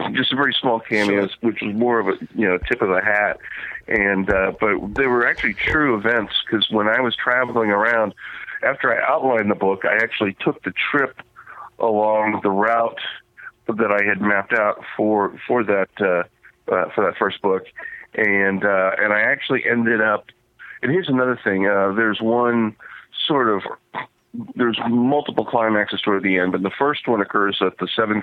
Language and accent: English; West Palm Beach, Florida, United States; also born or lived in New Hampshire / Tampa; I grew up in Florida. It was one of those weird little things where I grew up in the West Palm Beach area.